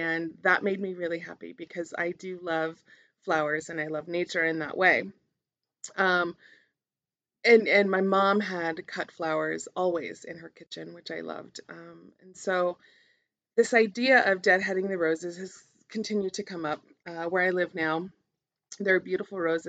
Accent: Albuquerque, New Mexico, United States; growing up in Albuquerque in the South Valley

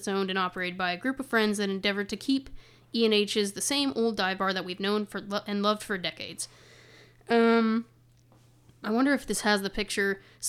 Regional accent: Memphis, Tennessee, United States; I'm originally from Memphis, born and raised.

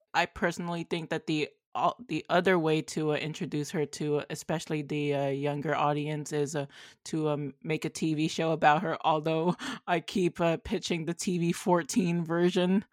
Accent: Canada; I'm from Canada

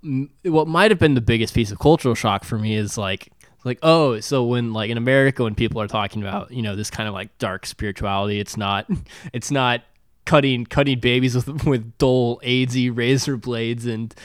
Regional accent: Benin; you know where I grew up in Benin, like ritual scarification was a really big deal.

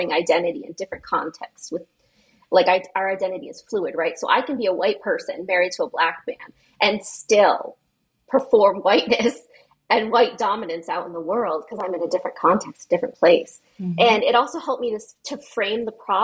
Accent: New England, United States; I'm a person from New England

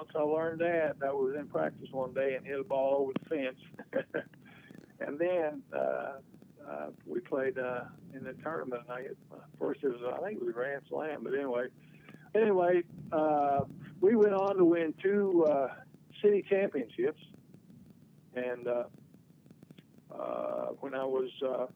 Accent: Huntington, West Virginia, United States; also born or lived in Ashland, Kentucky; I grew up in Huntington, West Virginia. I was born in Ashland, Kentucky

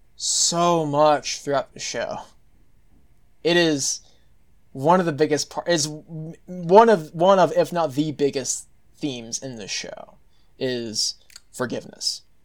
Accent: Texas, United States; as a Texan

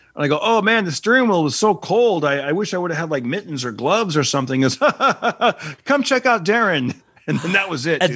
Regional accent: Fresno, California, United States; my hometown of Fresno

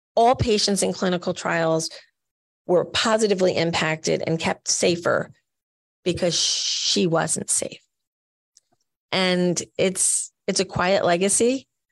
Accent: Rockaway, New Jersey, United States; I'm just this little kid living in Rockaway, New Jersey

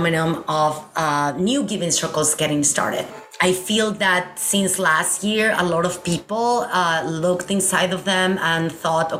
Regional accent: Mexico City, Mexico; moved away; I am originally from Mexico City.

